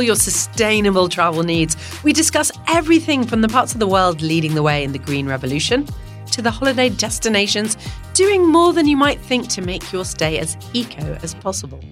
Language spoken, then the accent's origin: English; Ottawa, Ontario, Canada; moved away; I grew up there in Ottawa.